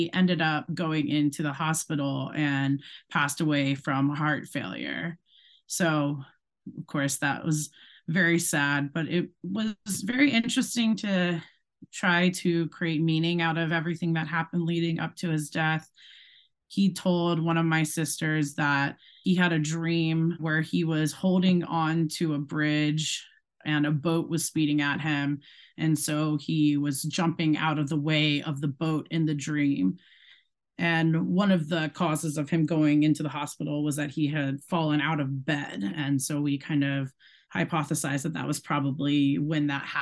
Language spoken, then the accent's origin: English; Charlotte, North Carolina, United States; also born or lived in Connecticut / Ohio / Brooklyn, New York; now in Ohio / Brooklyn, New York, United States; I was born in Connecticut, but when I was three, I moved to Charlotte, North Carolina